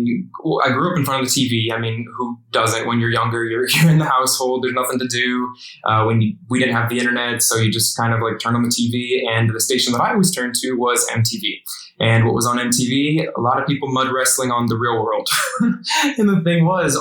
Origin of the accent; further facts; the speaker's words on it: Indiana, United States; I grew up in Indiana